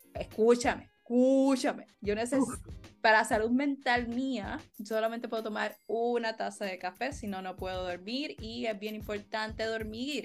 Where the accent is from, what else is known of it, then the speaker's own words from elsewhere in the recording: Puerto Rico; como puertorriqueños